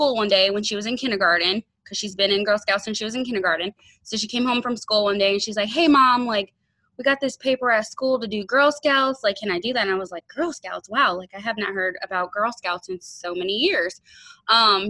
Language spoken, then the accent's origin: English; Fort Wayne, Indiana, United States; I am from Fort Wayne, Indiana.